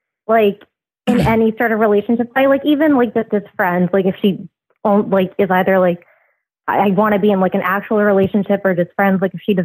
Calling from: California, United States; I'm calling from California.

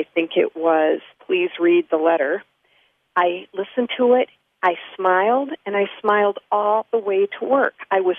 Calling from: St. Paul, Minnesota, United States; I'm calling from St. Paul, Minnesota.

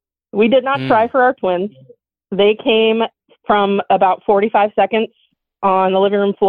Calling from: Buckeye, Arizona, United States; I am calling from Buckeye, Arizona, and I'm 30 years old.

